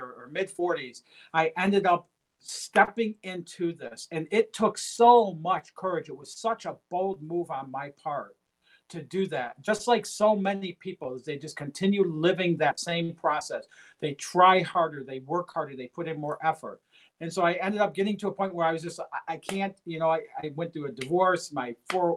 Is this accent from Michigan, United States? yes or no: yes; Detroit, Michigan, United States; I come from Detroit, Michigan. I grew up in a very low-income, blue-collar family.